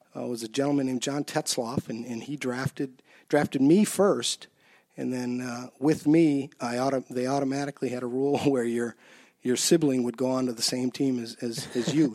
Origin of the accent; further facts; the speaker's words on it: Saint Paul, Minnesota, United States; also born or lived in Mankato; I grew up over on the east side of Saint Paul.